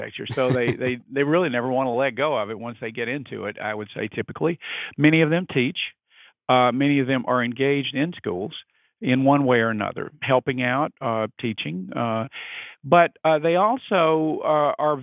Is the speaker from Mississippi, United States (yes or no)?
yes; Mississippi, United States; moved away as an adult; also born or lived in New Orleans, Louisiana / New York; now in Washington, D.C., United States; practiced in my home state. And that state was Mississippi